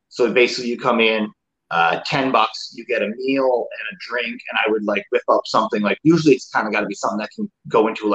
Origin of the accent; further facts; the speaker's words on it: Newfoundland and Labrador, Canada; moved away as an adult; So since I moved from home, so I'm from Newfoundland